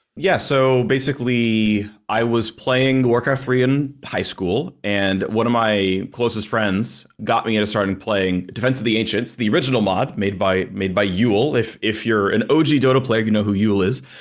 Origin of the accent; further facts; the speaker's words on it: United States; I've lived in America virtually my entire life